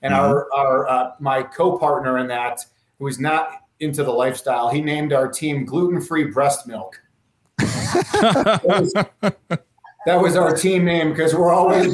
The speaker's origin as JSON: {"language": "English", "town": "Chicago", "region": "Illinois", "country": "United States", "moved": "yes", "said": "I came from Chicago and we're close to the Wisconsin border"}